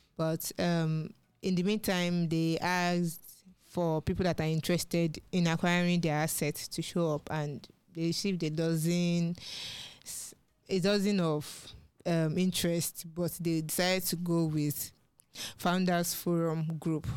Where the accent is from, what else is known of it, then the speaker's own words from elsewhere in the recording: Nigeria; as a Nigerian